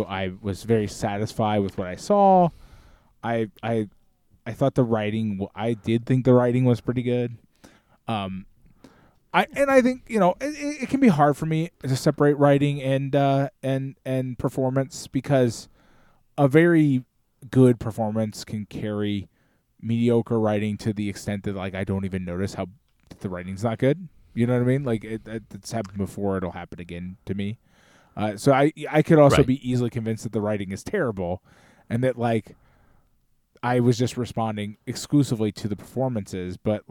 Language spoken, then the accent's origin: English; Scotland, United Kingdom; As you can tell, I'm Scottish, man.